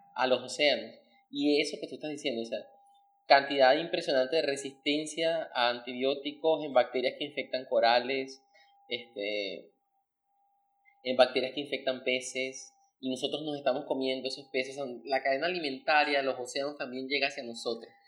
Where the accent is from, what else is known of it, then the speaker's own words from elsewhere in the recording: Caicara del Orinoco, Bolívar, Venezuela; yo soy de, Calcara del Orinoco.